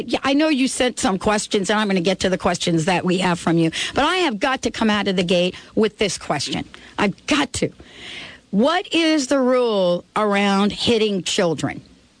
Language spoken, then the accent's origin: English; New York City, New York, United States; I grew up in the Bronx, not such a great neighborhood